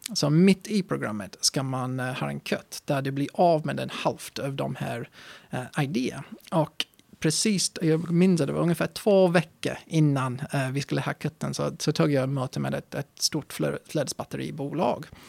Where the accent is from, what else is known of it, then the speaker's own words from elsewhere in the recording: England, United Kingdom; Swedish is a second language; moved away as an adult; also born or lived in Östersund, Sweden; now in Sweden; när jag var uppväxt i England